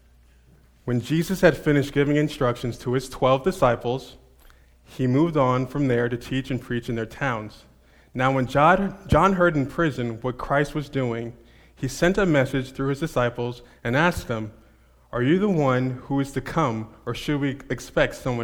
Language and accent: English; Montclair, New Jersey, United States; moved away; I'm actually from Jersey. I'm not quite Princeton, but Montclair, New Jersey.